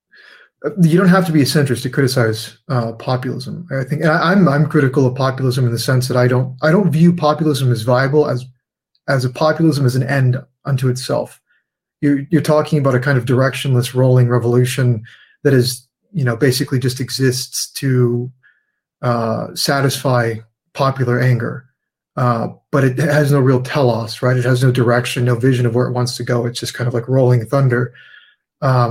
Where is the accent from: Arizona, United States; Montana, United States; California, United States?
California, United States; San Diego; I grew up in San Diego, California